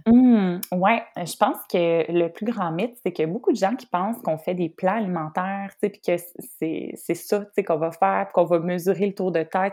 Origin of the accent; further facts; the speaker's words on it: Trois-Rivières, Quebec, Canada; je suis de Trois-Rivières